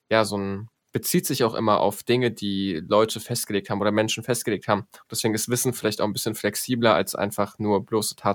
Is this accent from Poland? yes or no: yes; Poland; bin Pole, ich müsste irgendwie Dzień Dobre oder Tschecht oder irgendwie sowas sagen.